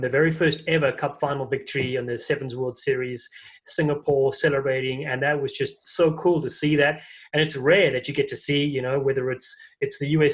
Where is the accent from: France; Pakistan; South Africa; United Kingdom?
South Africa; accent: South African; moved away; also born or lived in United States; my South African accent